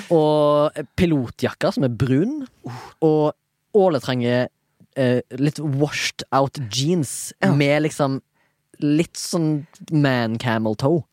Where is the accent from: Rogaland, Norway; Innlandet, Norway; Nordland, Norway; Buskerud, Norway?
Rogaland, Norway; Haugesund; Jeg er født og oppvokst i Haugesund